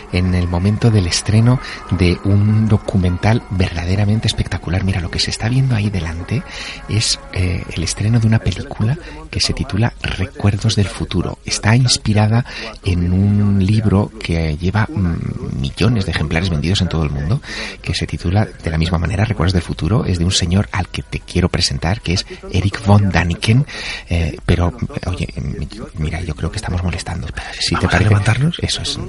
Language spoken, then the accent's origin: Spanish; Teruel, Aragon, Spain; mi ciudad natal, en Teruel, en La Glorieta